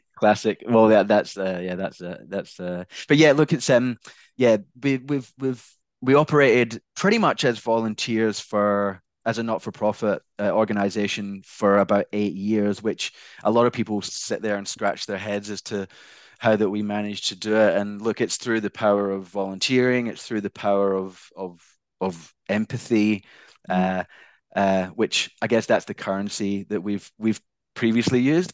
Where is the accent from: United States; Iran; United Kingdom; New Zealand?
United Kingdom; Glasgow, Scotland; accent: Scottish; now in Australia; originally, I'm from Glasgow, Scotland